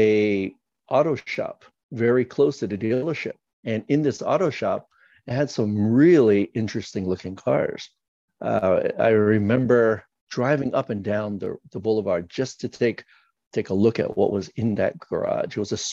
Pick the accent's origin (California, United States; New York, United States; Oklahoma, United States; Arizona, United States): California, United States; San Francisco; growing up in San Francisco, the Bay Area, in California